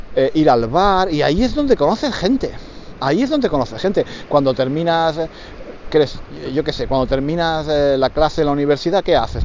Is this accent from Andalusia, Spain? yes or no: yes; Granada, Andalusia, Spain; moved away as an adult; now in London, United Kingdom; nací en España, nací en el sur de España, en Granada. Soy de Granada